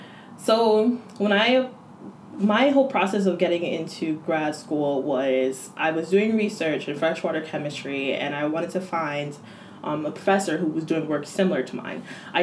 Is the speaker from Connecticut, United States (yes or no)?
yes; Connecticut, United States; moved away as an adult; now in Maryland, United States; I'm from Connecticut originally.